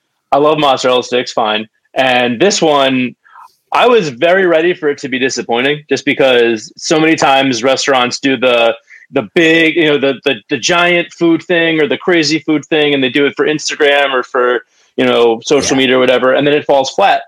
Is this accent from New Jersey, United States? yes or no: yes; Montclair, New Jersey, United States; I grew up in Montclair, like probably half a mile from there